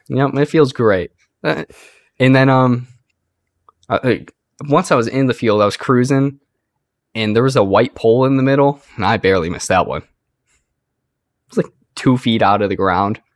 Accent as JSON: {"language": "English", "country": "United States", "said": "I'm an American"}